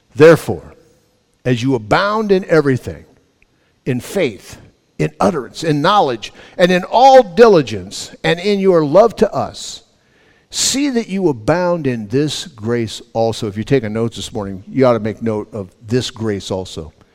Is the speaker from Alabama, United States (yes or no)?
no; Los Angeles, California, United States; When I was a kid, growing up in Los Angeles, my mom and dad had six healthy young men